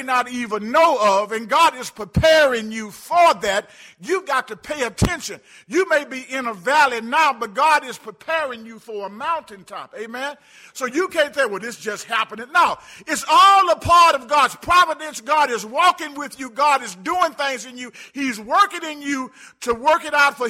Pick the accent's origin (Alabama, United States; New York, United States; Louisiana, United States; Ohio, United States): Alabama, United States; Birmingham; moved away; I grew up in Birmingham, Alabama, barely made it out of high school.